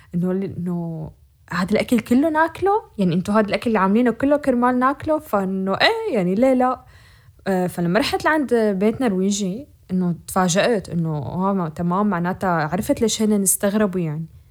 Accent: Syria; moved away as an adult; also born or lived in Europe; بعد ما سافرنا على اوروبا نحن كسوريين

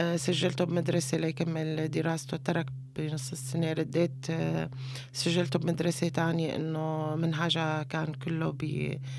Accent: Homs, Homs Governorate, Syria; moved away as an adult; now in Istanbul, Turkey; لما طلعت من من حمص تحديدا من الوعر

